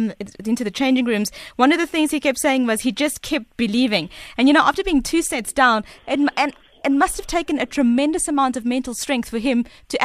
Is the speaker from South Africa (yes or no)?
yes; South Africa; as a South African and as a tennis fanatic